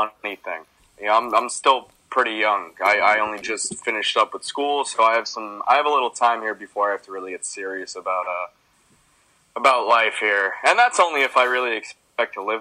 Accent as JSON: {"language": "English", "town": "New York City", "region": "New York", "country": "United States", "said": "I'm from Queens, New York"}